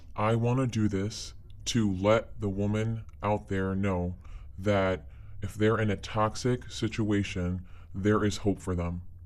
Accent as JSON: {"language": "English", "country": "United States", "tie": "born or raised there", "said": "I was born here in the States"}